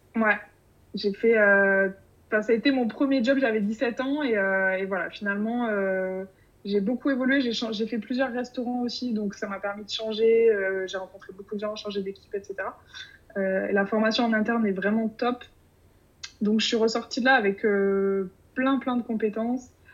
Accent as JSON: {"language": "French", "town": "Bordeaux", "region": "Nouvelle-Aquitaine", "country": "France", "said": "actuellement je suis à Bordeaux, euh, ma région d'origine"}